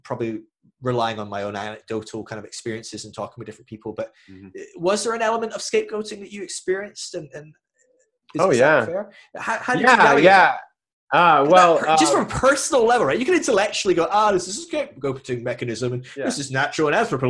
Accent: Scotland, United Kingdom; I'm Scottish

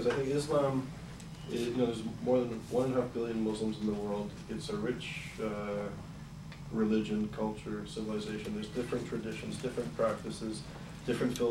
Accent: Montreal, Quebec, Canada; moved away; I'm originally from Montreal, and I was very proud to be Canadian.

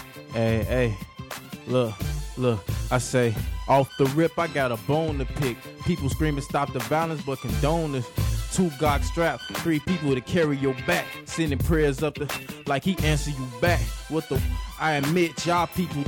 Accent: Chicago, Illinois, United States; I'm from the South Side, East Side, all the whole South Side of Chicago

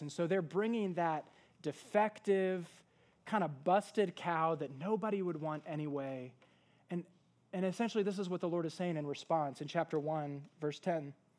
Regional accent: Washington, District of Columbia, United States; now in East Texas, United States; where I'm from in the Washington, D C area

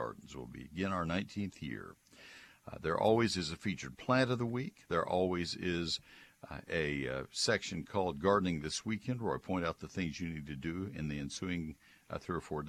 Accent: College Station, Texas, United States; When I was a kid growing up in College Station

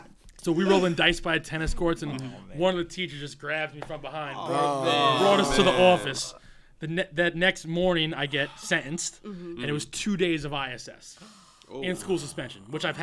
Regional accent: the Catskills, New York, United States; I grew up in the Catskills. I moved there when I was 8. Mm-hmm. It was an all-white redneck town, I was the blackest motherfucker there.

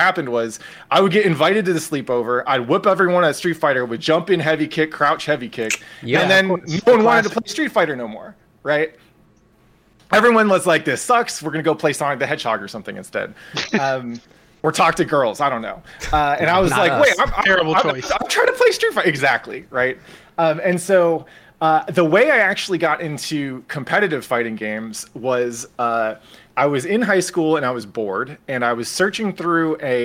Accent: San Francisco, California, United States; I grew up in San Francisco

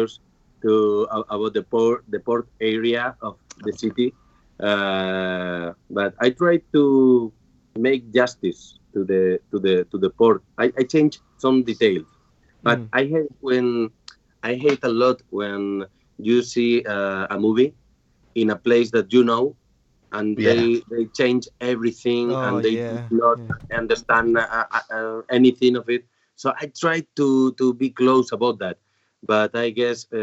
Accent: Spain; I'm from Spain

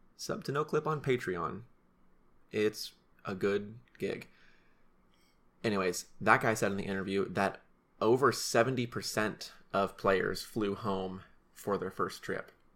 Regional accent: Salem, Oregon, United States; we flew through Salem, which is my hometown. We flew over my house, we flew over my high school

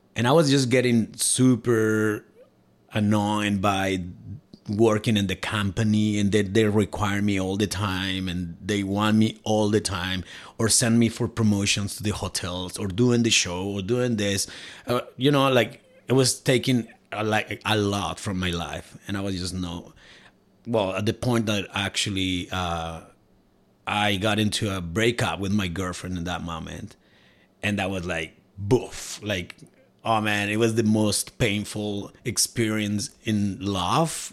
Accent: Cuernavaca, Morelos, Mexico; moved away as an adult; now in Alberta, Canada; i'm from mexico and my hometown it's called cuernavaca

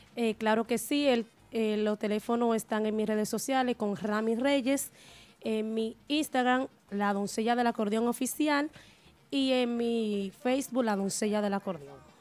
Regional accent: Nagua, María Trinidad Sánchez, Dominican Republic; Yo soy de Río San Juan, de Nagua.

